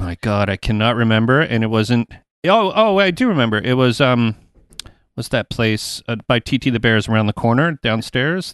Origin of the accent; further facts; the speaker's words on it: Toronto, Ontario, Canada; I'm from Toronto. I live outside of Toronto.